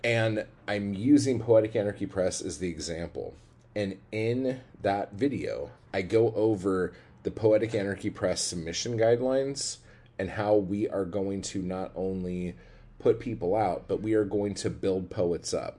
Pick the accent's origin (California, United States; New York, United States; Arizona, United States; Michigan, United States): California, United States; Orange County, Southern; moved away; also born or lived in Anaheim / Los Angeles; I'm from Southern California. I grew up in um, Orange County, like as oh, a child